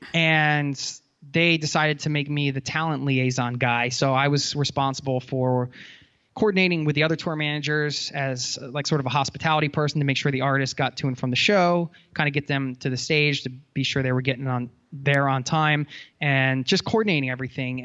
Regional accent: outside of Philadelphia, Pennsylvania, United States; I grew up outside of Philadelphia

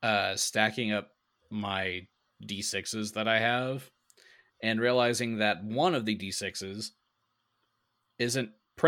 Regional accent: Waco, Texas, United States; I'm from Waco.

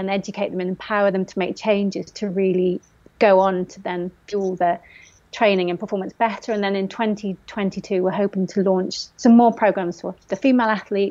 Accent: Forest of Dean, South West England, United Kingdom; I grew up in the Forest of Dean

